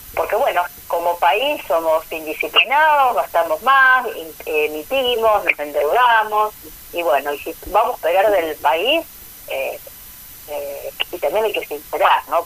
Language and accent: Spanish; Argentina; como argentinos